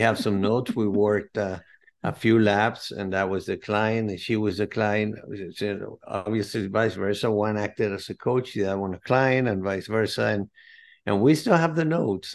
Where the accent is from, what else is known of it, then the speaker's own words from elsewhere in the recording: Caracas, Capital District, Venezuela; now in United States; I'm originally from South America, Caracas, Venezuela, but I've been in the States since nineteen seventy-eight